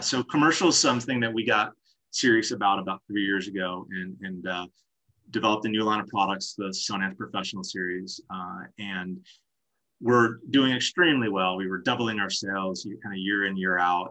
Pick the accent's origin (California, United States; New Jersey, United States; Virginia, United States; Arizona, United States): New Jersey, United States; moved away; I'm from New Jersey originally.